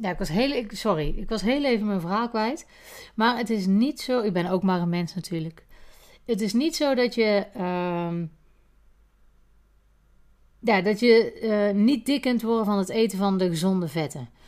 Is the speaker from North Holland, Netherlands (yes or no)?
no; Geffen, North Brabant, Netherlands; Maar Linda en ik zijn naast elkaar geboren. Wij zijn geboren in de Dr. Poelstraat in Geffen. En daar wonen wij naast elkaar.